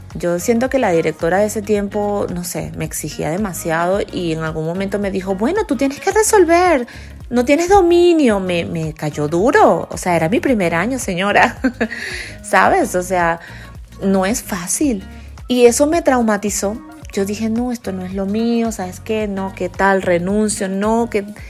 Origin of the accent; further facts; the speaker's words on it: Guanare, Portuguesa, Venezuela; moved away as an adult; also born or lived in United States; esa ciudad de donde yo soy se llama Guanare, en Venezuela, es una ciudad muy pequeña